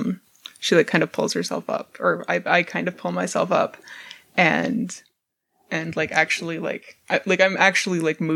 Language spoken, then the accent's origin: English; Southern California, United States; Fucking SoCal, fam.